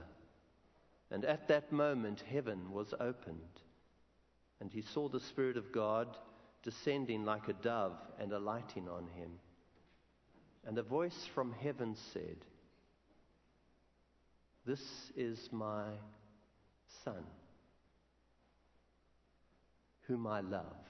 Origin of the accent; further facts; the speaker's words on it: Benoni, Gauteng, South Africa; I come from South Africa. I come from a town which most probably you haven't heard of called Benoni